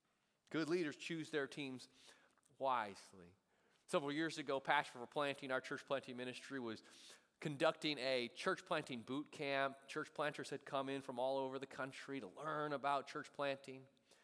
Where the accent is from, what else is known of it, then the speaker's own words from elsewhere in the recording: Buffalo, New York, United States; moved away; growing up in Buffalo